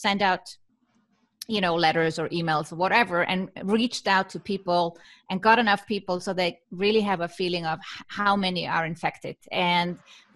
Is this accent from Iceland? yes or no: yes; Iceland; now in Switzerland; I come from Iceland, but I live in Switzerland.